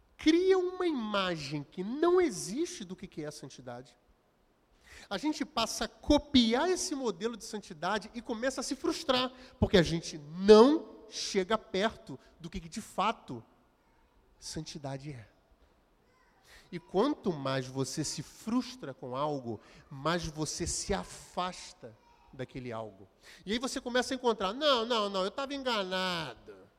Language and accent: Portuguese; Belford Roxo, Rio de Janeiro, Brazil; eu nasci e fui nascido, criado em Belfort Roxo